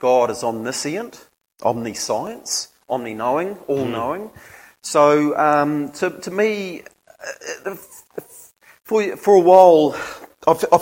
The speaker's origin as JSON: {"language": "English", "region": "Gisborne", "country": "New Zealand", "tie": "born or raised there", "also_born_or_lived": "Hastings, New Zealand", "said": "then went to Te Whitau School, Gisborne Intermediate and Lytton High School"}